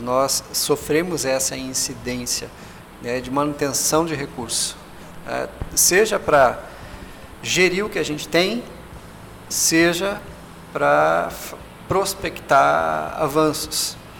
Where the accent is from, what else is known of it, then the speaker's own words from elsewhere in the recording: Brazil; enquanto cientistas brasileiros